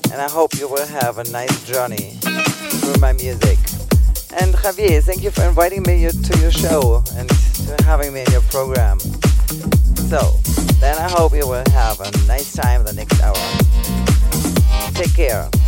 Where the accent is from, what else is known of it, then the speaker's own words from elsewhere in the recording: Germany; from Germany.